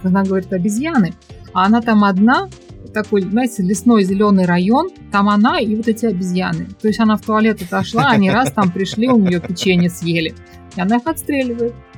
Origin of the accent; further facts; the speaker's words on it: Tashkent, Uzbekistan; moved away as an adult; now in Malaysia; в Ташкенте, откуда я родом.